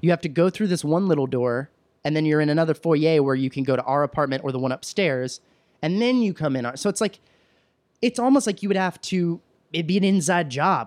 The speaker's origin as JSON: {"language": "English", "area": "Williamson County", "region": "Texas", "country": "United States", "tie": "born or raised there", "moved": "yes", "said": "growing up in Texas and the county I grew up in, uh, I'm from Williamson County, which is just north of Austin"}